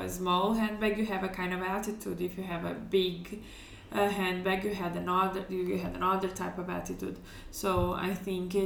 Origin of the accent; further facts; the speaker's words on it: Porto Alegre, Rio Grande do Sul, Brazil; English is a second language; moved away as an adult; now in Milan, Italy; I'm Brazilian, so I was born in Brazil. I was still there like my whole childhood and until the age of 21